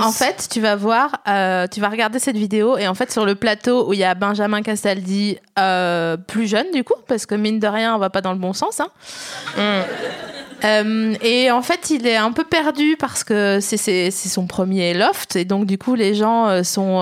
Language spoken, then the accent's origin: French; the East, eastern France, France; j'ai grandi dans l'Est